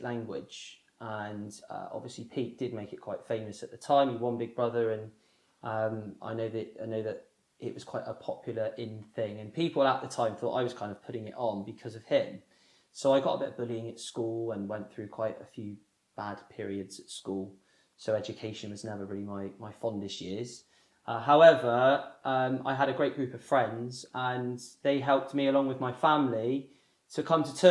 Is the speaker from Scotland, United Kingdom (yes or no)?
no; Somerset, South West England, United Kingdom; now in Bristol, United Kingdom; I live in Bristol and I grew up in Somerset